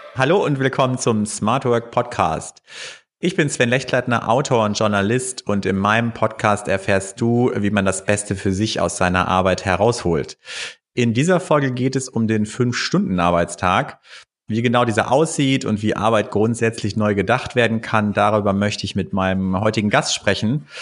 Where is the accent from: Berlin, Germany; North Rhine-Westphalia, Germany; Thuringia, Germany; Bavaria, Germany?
North Rhine-Westphalia, Germany; Bielefeld; moved away as an adult; also born or lived in Cologne; Ich bin ja selber auch aus Bielefeld